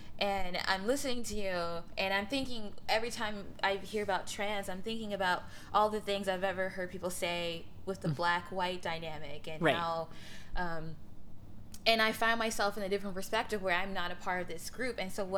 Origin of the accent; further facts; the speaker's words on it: Mississippi, United States; I'm from Mississippi. Can you tell?